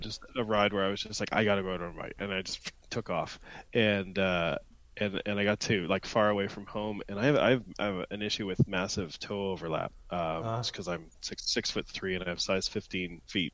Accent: Ontario, Canada; also born or lived in London, Ontario; I grew up in Ontario, but uh, I, was in French immersion in school

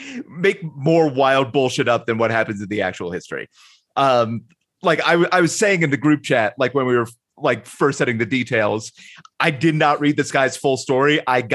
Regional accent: Ireland; Yeah, well, also, and as an Irish person, I won't feel that bad.

